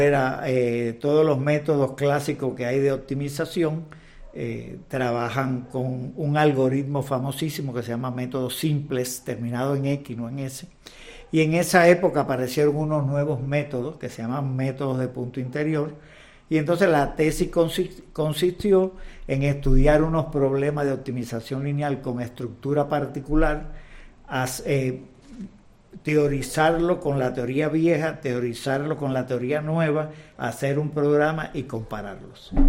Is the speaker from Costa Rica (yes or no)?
no; Cuba; born or raised there; moved away as an adult; also born or lived in Havana, Cuba; now in Mexico